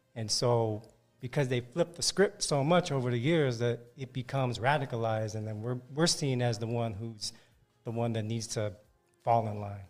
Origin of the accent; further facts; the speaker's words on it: San Francisco Bay Area, California, United States; now in Los Angeles, United States; Bay Area, born and raised in the Bay Area, San Francisco Bay Area